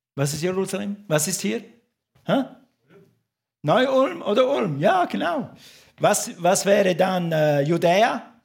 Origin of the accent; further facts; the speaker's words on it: St. Gallen, Switzerland; moved away; in meiner Heimatstadt in St. Gallen